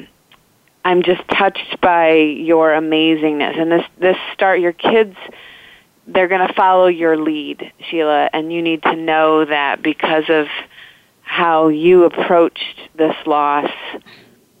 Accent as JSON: {"language": "English", "region": "Indiana", "country": "United States", "tie": "born or raised there", "said": "where I grew up in Indiana"}